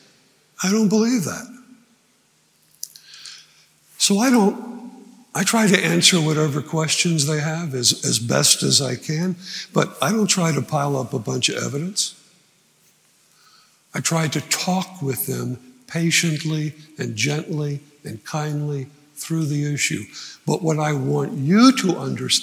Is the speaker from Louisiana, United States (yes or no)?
no; New Jersey, United States; I grew up in New Jersey, 5 miles from Washington Crossing State Park